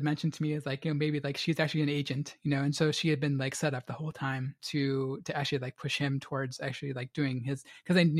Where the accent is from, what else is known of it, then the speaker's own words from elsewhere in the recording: United States; as an American reader